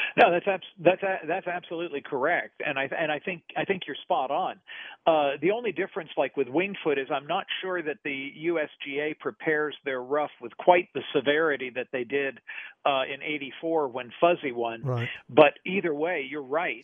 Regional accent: Nashville, Tennessee, United States; I was growing up in Nashville

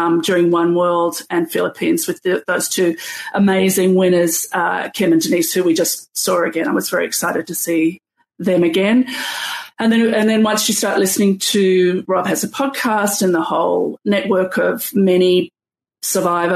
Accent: Sydney, New South Wales, Australia; I'm from Australia

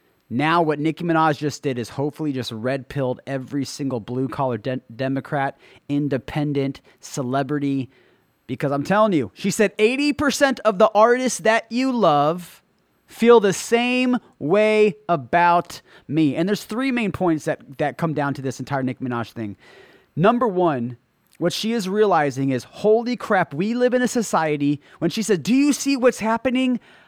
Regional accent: Trinidad & Tobago; because I came from Trinidad. I was born in Trinidad. I was raised broke and poor. I know I'm not forgetting where I come from, and I'm not forgetting about my family. And I have family in Trinidad.

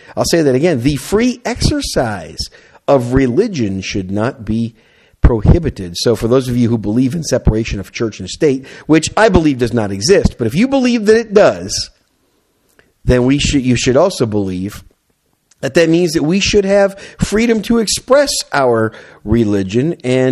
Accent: Wisconsin, United States; now in South Texas, United States; I'm from Wisconsin originally

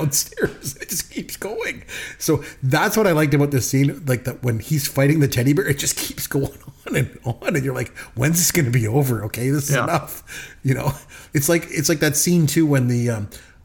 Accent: Canada; we're Canadian

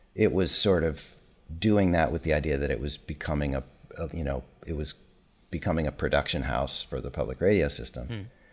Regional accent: Minnesota, United States; my hometown in Minnesota

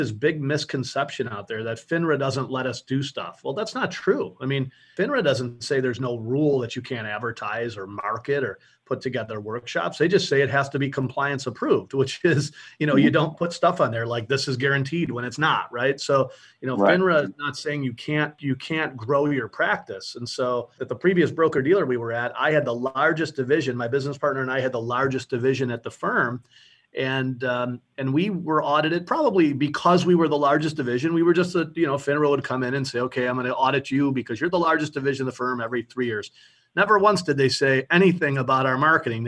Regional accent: Buffalo, New York, United States; also born or lived in South Florida; I'm from Buffalo, New York.

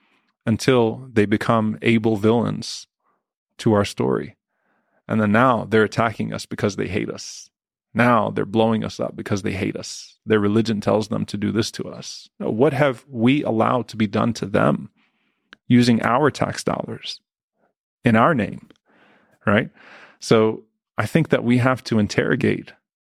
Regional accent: South Louisiana, United States; a Palestinian American Muslim who grew up in South Louisiana

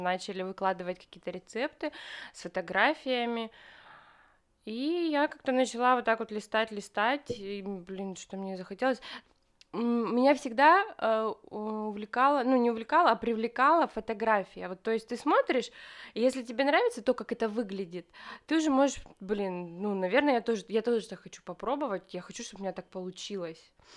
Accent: Krasnoyarsk, Krasnoyarsk Krai, Russia; moved away as an adult; now in Moscow, Russia; Я родилась в Красноярске

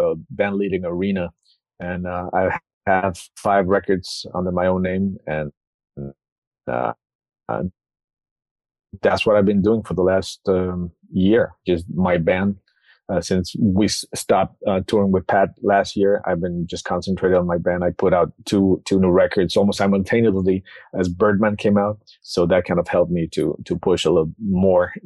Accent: Mexico City, Mexico; born or raised there

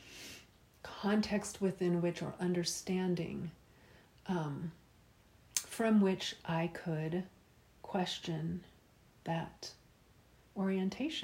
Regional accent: Tallahassee, Florida, United States; I grew up in Tallahassee, Florida, which is the Deep South, from about 1987 until the year 2000

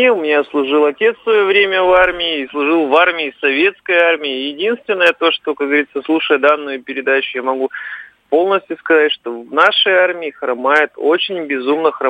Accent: Karachay-Cherkessia, Russia; Я из Карачао-Черкесской республики

